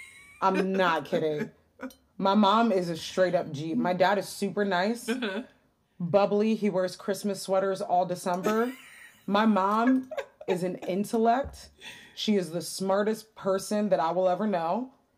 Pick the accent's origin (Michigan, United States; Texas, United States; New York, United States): Michigan, United States; Detroit; And then I grew up in Detroit where it's not white.